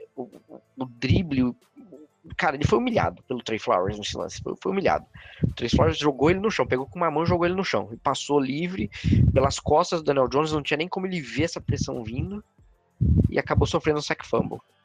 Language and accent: Portuguese; Brazil; Somos brasileiros